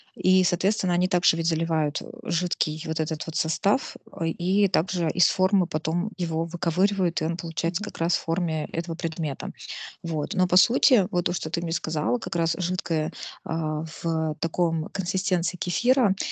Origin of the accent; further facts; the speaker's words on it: Nizhny Novgorod, Nizhny Novgorod Oblast, Russia; в городе, в Нижнем Новгороде, да, я из Нижнего Новгорода